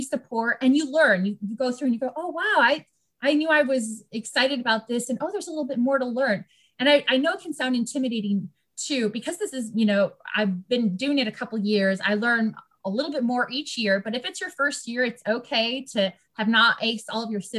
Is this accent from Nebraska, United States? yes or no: no; Virginia, United States; I'm from Virginia